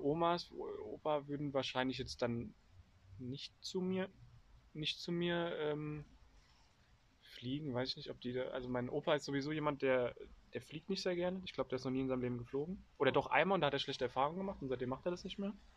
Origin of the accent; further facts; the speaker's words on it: Germany; als Deutsche